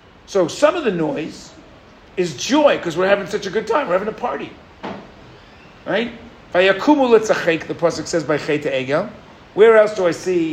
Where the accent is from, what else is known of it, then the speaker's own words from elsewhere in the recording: New York, United States; moved away; I grew up in New York